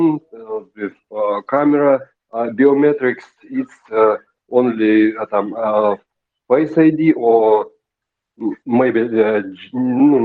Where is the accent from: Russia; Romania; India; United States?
Russia; Siberia; English is a second language; I'm from Russia, from Siberia.